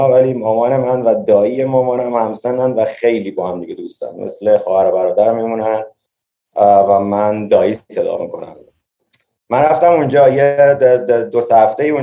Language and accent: Persian; Tehran, Tehran Province, Iran; now in New York, United States; منی که توی تهران بزرگ شدم این, این, این شهریه که من میتونم توش دووم بیارم